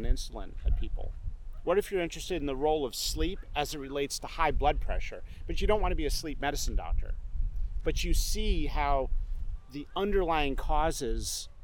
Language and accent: English; rural Pennsylvania, United States; also born or lived in England; I was a kid, we'd go to Friday Night Lights in this small town in rural Pennsylvania